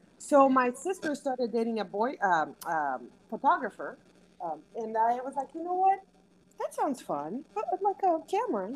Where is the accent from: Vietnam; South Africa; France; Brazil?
Brazil; moved away as an adult; now in Houston, United States; I was born and raised in Brazil. I moved to the U.S. about 21 years ago.